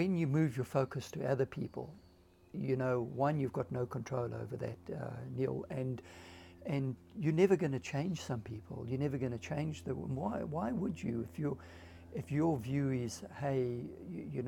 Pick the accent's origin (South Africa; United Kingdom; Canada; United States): South Africa; now in Australia; Every time I say I'm South African in Australia